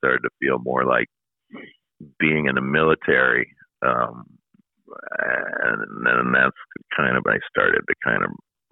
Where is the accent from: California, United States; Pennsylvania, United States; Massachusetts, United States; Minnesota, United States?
Minnesota, United States; Minneapolis; I was born right here in Minneapolis